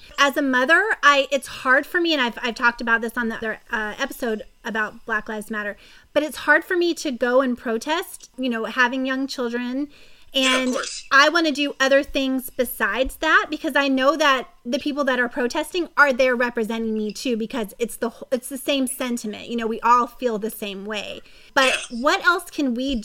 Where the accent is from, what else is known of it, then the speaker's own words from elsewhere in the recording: Lexington, Kentucky, United States; moved away as an adult; also born or lived in Florida / North Carolina; now in California, United States; in Kentucky. So middle school and high school in Kentucky